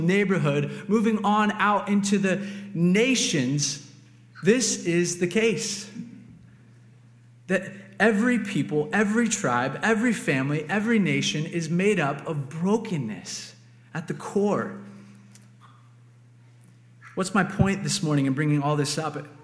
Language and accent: English; Cincinnati, Ohio, United States; moved away; I'm from Cincinnati